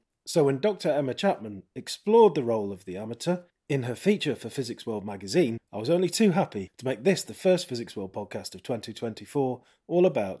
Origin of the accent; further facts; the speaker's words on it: Manchester, North West England, United Kingdom; I grew up in Manchester, in the north of England, and in the countryside just south of it is the Lovell Telescope.